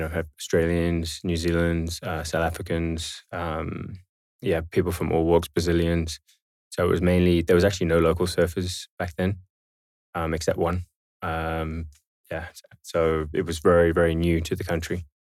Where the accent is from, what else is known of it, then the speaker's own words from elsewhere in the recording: Dubai, United Arab Emirates; also born or lived in Bahrain; So, I was born in Bahrain, which back then was not a very well-known country. And that was in, 86. And then shortly after that, moved to Dubai in 87, actually.